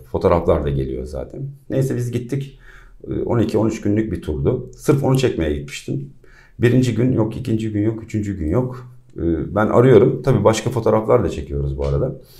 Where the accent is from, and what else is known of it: İzmir, Turkey